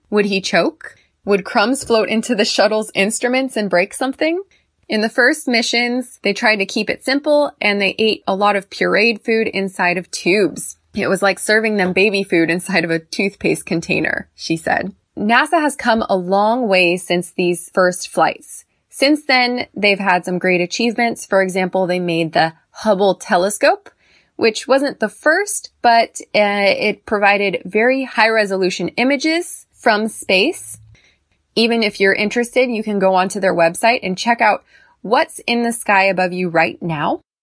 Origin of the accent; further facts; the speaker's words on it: United States; I'm American. I'm a female and I'm tall.